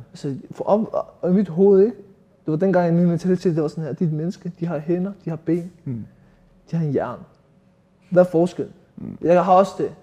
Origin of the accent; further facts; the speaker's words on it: Copenhagen, Capital Region of Denmark, Denmark; jeg er født og opvokset i Nordvest